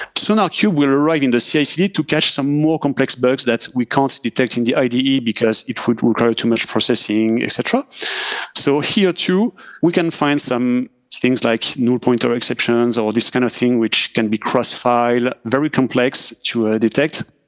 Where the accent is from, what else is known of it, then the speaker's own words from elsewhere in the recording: France; accent: French; English is a second language; I'm French, as uh, we can hear with my accent